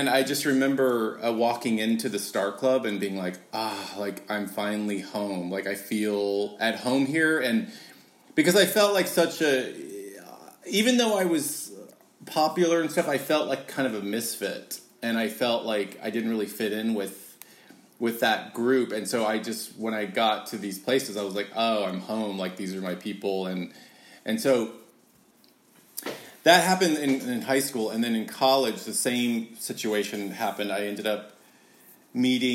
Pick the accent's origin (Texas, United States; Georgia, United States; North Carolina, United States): Texas, United States; Dallas; now in Los Angeles, United States; in Dallas, Texas, where I was raised.